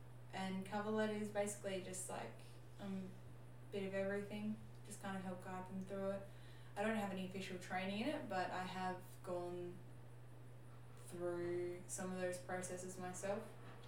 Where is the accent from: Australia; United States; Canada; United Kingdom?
Australia; Bunbury, Western Australia; I was born in Bunbury. Mm. And I live in Bunbury, Australia. So I'm fair, like, I'm local, but I'm not local to Brunswick area.